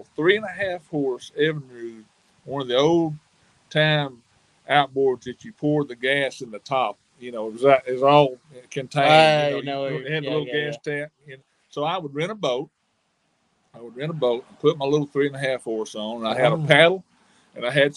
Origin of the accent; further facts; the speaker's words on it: Hot Springs, Arkansas, United States; I grew up in Hot Springs, Arkansas.